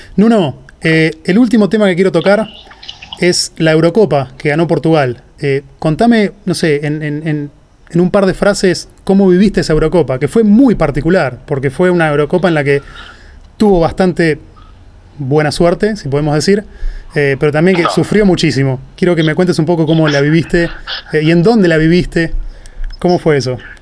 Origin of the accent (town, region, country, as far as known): Argentina